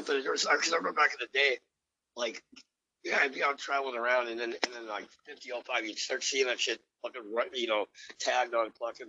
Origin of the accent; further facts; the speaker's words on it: Philadelphia, Pennsylvania, United States; And then they're like, where are you from? And I was like, Philly.